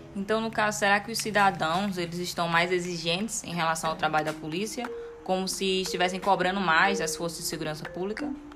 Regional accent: Brazil; a gente, como brasileiro

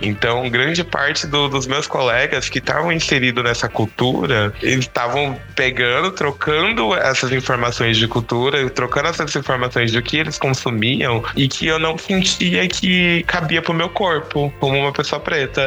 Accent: São Paulo, Brazil; eu sou aqui de São Paulo

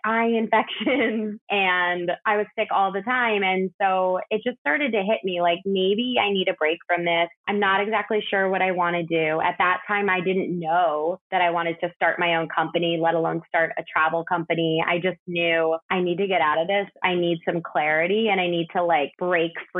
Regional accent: outside Chicago, Illinois, United States; moved away as an adult; now in New York City, United States; I grew up outside Chicago. I've lived in New York City for 12 years now.

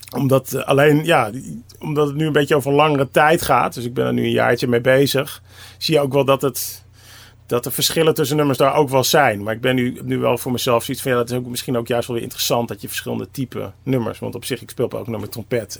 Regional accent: Amsterdam, North Holland, Netherlands; Ik kom uit Amsterdam

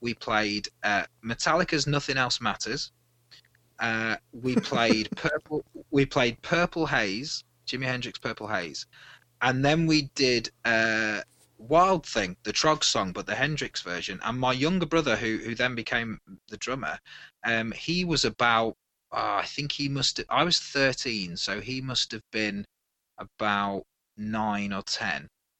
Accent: Midlands, United Kingdom; now in Wales, United Kingdom; I'm originally from the Midlands area of the UK

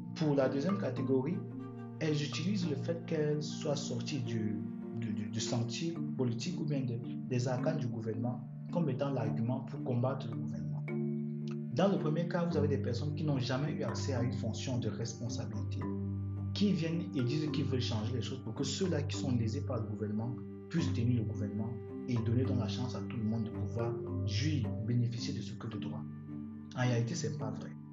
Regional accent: Cameroon; en tant que Camerounais

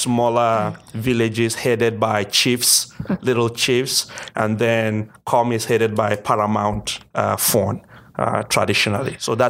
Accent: Cameroon; So I come from the English-speaking part of the country, which is about 20% of the entire country, kind of the reverse of Canada

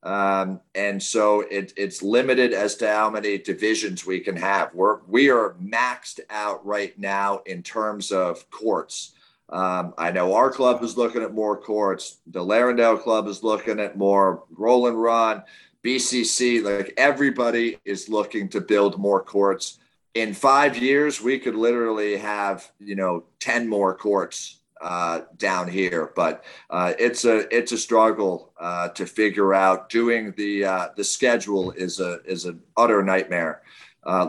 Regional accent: New York, United States; moved away as an adult; now in Baltimore, United States; I'm from New York. I lived in New York, didn't play, you know, once a year or so, and then moved down to Baltimore for work, I guess in like 2003

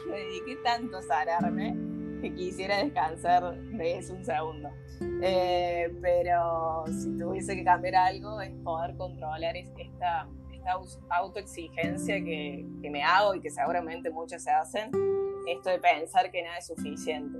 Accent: Argentina; moved away as an adult; now in Barcelona, Spain; soy argentina, pero actualmente vivo en Barcelona. Dejé todo allá en mi provincia y me vine aquí

